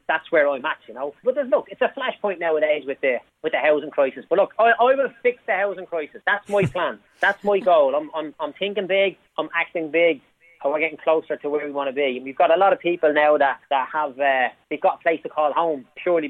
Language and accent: English; Dublin, Leinster, Ireland; I'm from Clondalkin, right? There's a good percentage of people on social welfare where I grew up